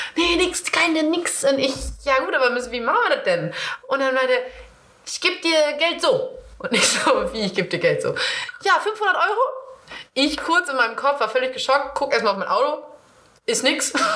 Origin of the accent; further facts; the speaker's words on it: East Frisia, Lower Saxony, Germany; ich komme ja aus Ostfriesland